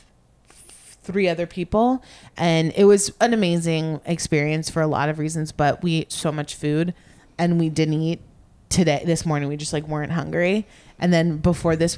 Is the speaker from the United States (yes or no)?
yes; Miami, Florida, United States; moved away; I'm from Miami